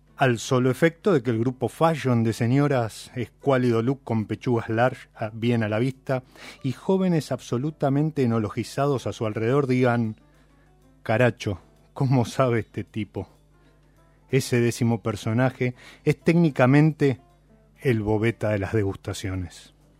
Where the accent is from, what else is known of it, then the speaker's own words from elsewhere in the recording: Buenos Aires, Argentina; los que somos de Buenos Aires